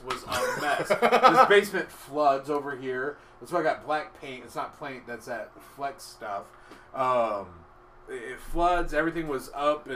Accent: White Center, Washington, United States; also born or lived in Burien / West Seattle; I grew up in White Center

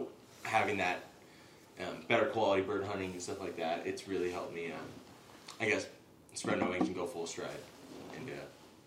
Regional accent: Chagrin Falls, Ohio, United States; now in Montana, United States; And then I originally grew up in a small town in Northeast Ohio called Chagrin Falls.

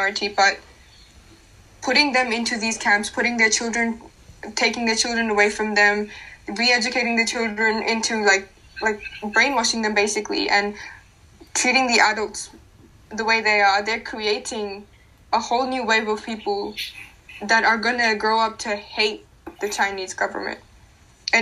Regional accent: Pakistan; moved away; I am from Pakistan

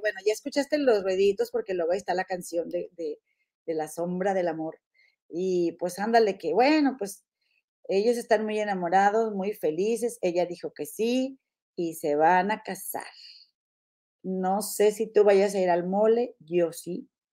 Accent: Mexico; de allá de Santiago, ahí cerquita de donde yo nací

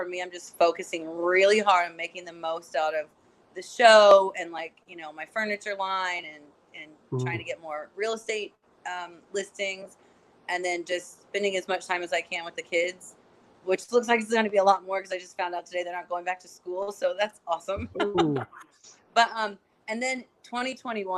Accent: border of Kentucky and Indiana, United States; moved away as an adult; now in Los Angeles, United States; I grew up in like on the border of like Kentucky and Indiana

